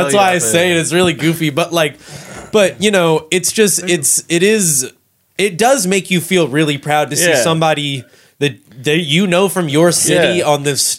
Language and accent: English; Louisville, Kentucky, United States; moved away as an adult; now in Cincinnati, United States; I'm from Louisville originally. I moved up here to go to college